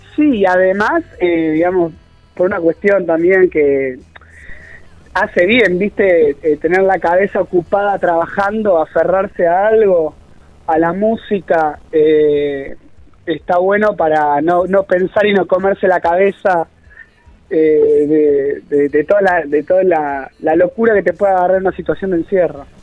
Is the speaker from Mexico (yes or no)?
no; Argentina; como argentinos, como sociedad